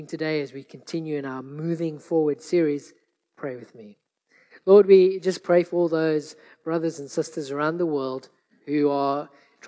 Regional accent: South Africa; growing up in South Africa

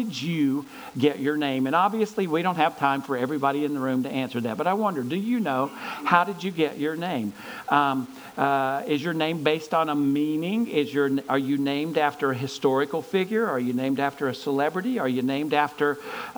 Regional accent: Gaffney, South Carolina, United States; my hometown of Gaffney, South Carolina

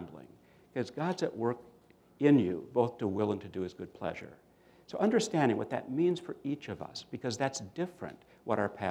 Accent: Minnesota, United States; I grew up in Minnesota

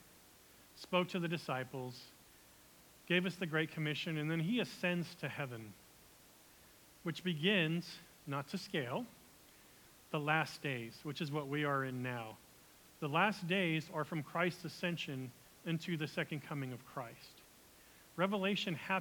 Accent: United States; as an American who loves being American

